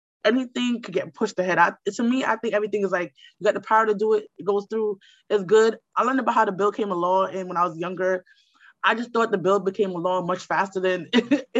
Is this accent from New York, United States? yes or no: yes; New York City, New York, United States; also born or lived in Brooklyn, New York; I grew up in Queens